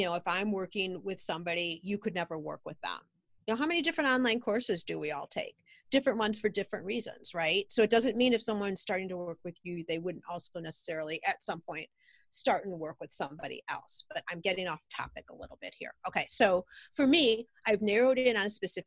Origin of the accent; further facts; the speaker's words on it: Highland Park, United States; we have a shop here in my hometown, Highland Park